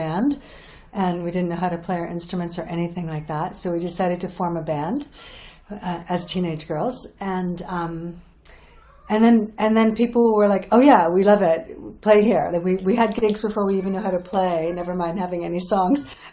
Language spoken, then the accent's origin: English; Toronto, Ontario, Canada; We're from Canada, from Toronto